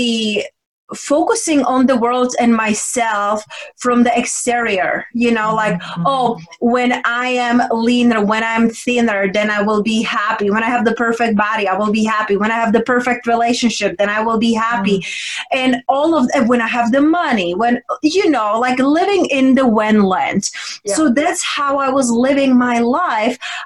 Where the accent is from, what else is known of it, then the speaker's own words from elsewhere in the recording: Czechia; English is a second language; moved away as an adult; also born or lived in London / Spain; I was raised and born in Czech Republic. And then when I was 20, I moved to London, then Spain. So right now I'm like a mixture of all